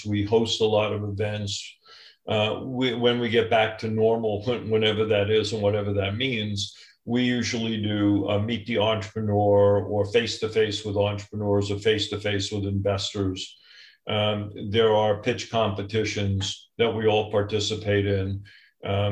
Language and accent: English; New York, United States; now in Orange County, United States; I'm a New Yorker